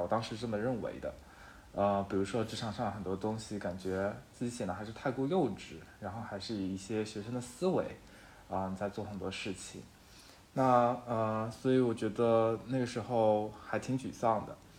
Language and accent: Chinese; Shanghai, China; moved away as an adult; now in Chengdu, China; 虽然我是上海人，但是我现在在成都工作，是一个荣漂